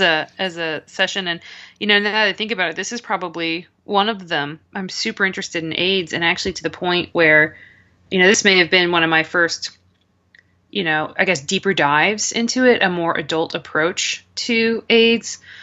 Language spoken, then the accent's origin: English; United States; as an American